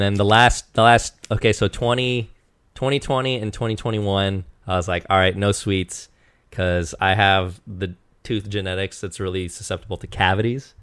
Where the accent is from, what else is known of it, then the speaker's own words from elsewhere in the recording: Eastern Washington, United States; I grew up in Eastern Washington